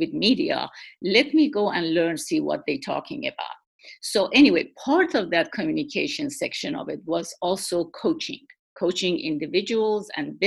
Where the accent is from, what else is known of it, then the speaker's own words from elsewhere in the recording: Iran; moved away as an adult; also born or lived in Shiraz, Iran; now in Washington, D.C., United States; I was born in Iran, and my early education, which was nursing, and I got a degree, bachelor's degree in nursing, that was in Iran, in Pahlavi University, in the city of Shiraz